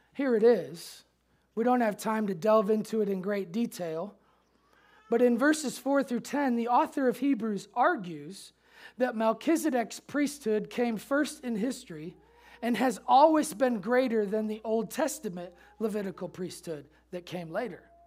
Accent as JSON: {"language": "English", "town": "Chicago", "region": "Illinois", "country": "United States", "tie": "born or raised there", "also_born_or_lived": "Memphis", "moved": "yes", "said": "growing up in Chicago, Michael Jordan fan"}